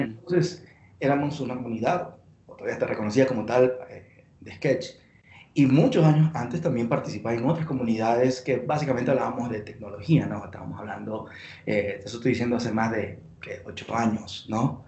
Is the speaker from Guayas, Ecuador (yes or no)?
yes; Guayaquil, Guayas, Ecuador; moved away as an adult; now in Quito, Ecuador; yo soy de Guayaquil, de la costa de Ecuador